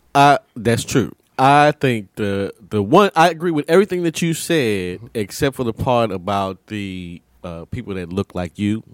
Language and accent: English; United States; we're American